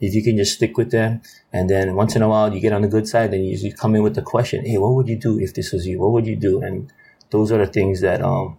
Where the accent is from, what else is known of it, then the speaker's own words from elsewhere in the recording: Hawaii, United States; And because we're from Hawaii, and because we're local and we're Hawaiian, right?